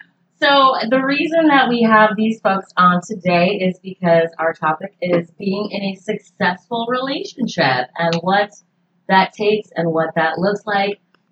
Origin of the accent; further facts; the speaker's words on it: the North, United States; now in North Carolina, United States; Like, I'm from the North. I've just moved to North Carolina this year